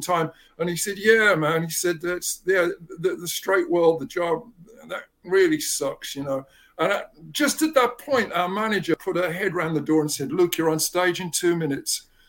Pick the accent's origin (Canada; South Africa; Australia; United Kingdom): United Kingdom; England; moved away; I grew up in England